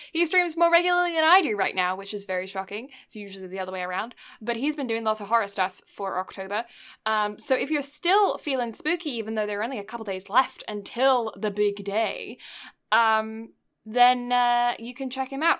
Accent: Canada; being a Canadian

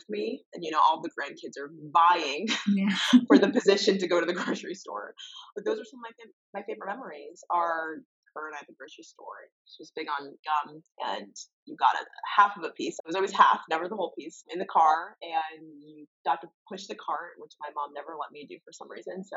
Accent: Summit, New Jersey, United States; I grew up in Summit, New Jersey, a very small town known for our lacrosse and tree-lined streets

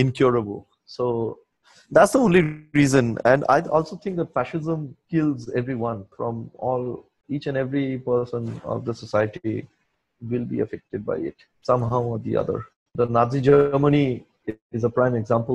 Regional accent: Kolkata, West Bengal, India; also born or lived in Silchar, Assam, India; when I was growing up in Salt Lake, I grew up with a lot of friends who were deeply into addiction

